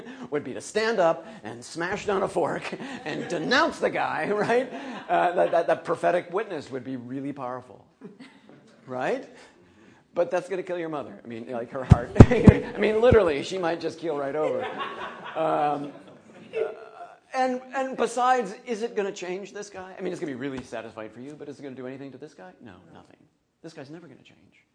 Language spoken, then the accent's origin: English; Minnesota, United States; I'm from Minnesota